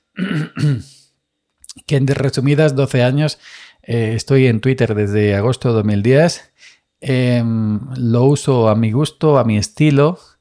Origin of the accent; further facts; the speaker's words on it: Andalusia, Spain; soy andaluz